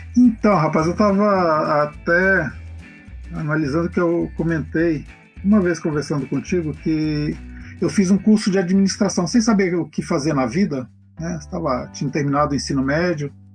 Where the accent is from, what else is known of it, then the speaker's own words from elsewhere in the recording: Belém, Pará, Brazil; now in Campinas, Brazil; eu sou de Belém, né, do Pará